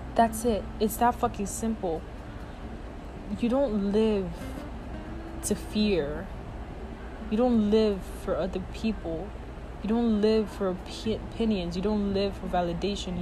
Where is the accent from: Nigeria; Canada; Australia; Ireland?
Nigeria; moved away; I grew up in Nigeria